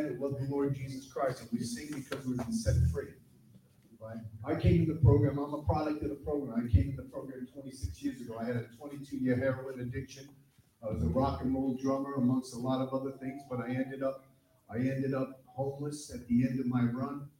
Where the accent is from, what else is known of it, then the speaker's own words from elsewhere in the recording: New London, Connecticut, United States; now in Vermont, United States; New London, Connecticut. That's where I'm from